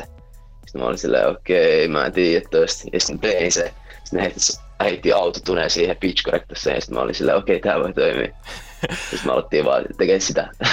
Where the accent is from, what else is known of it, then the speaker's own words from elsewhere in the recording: Helsinki, Uusimaa, Finland; mä oon jenkki-suomalainen, niin voi sanota. Mun mutsi on jenkeistä, se syntyi Chicago, Illinois. Ja sitten tuli Suomeen, sit jossain vaiheessa tapas mun faijan täällä, sit that's how I came to be. ja tota, um, joo, mä oon Helsingistä